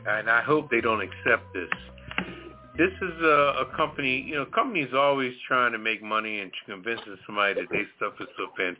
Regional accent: Philadelphia, Pennsylvania, United States; moved away; I'm from Philly, originally West Philly.

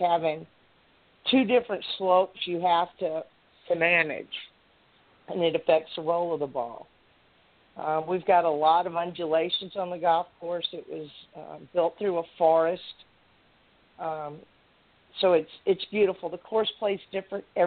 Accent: South Texas, United States; also born or lived in Arizona; now in Anchorage, United States; I grew up in South Texas

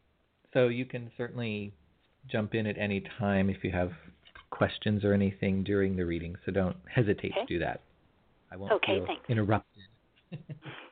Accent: California, United States; as a California boy

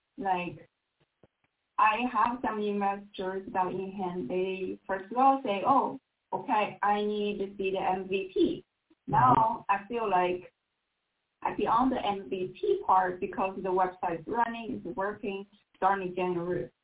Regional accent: China; English is a second language; moved away as an adult; now in Hershey, United States; 2009, I came from China, since 2009

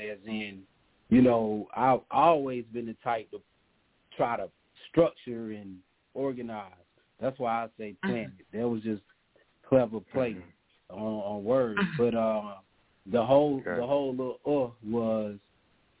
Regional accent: the South, United States; I'm from the South

